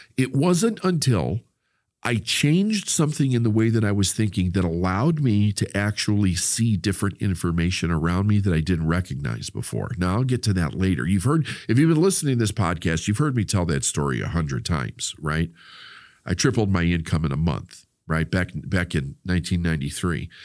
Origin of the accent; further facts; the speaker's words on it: Chicago, Illinois, United States; the community that I grew up with in Chicago